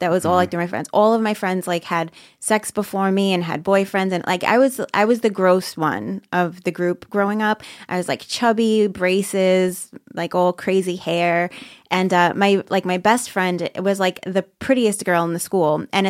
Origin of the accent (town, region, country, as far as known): Brooklyn, New York, United States; now in Staten Island, United States